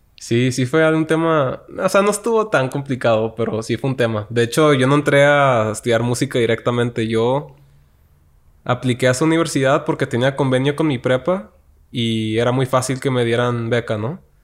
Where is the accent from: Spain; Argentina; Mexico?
Mexico; Tijuana, Baja California; moved away as an adult; also born or lived in Tepic, Nayarit; now in Mexico City, Mexico; yo soy de Tijuana, nací allá y crecí allá toda mi vida